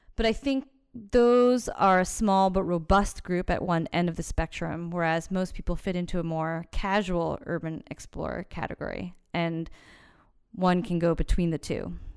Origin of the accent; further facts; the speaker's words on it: Long Island, New York, United States; also born or lived in Manhattan, New York / Boston, Massachusetts / Columbus, Ohio; now in New York City, United States; I'm from Long Island and grew up partially in Manhattan